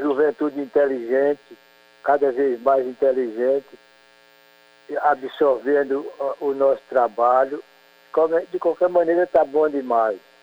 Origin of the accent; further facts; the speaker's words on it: Campina Grande, Paraíba, Brazil; also born or lived in Queimadas, Paraíba; eu nasci em Queimada, mas me criei mesmo em Campina Grande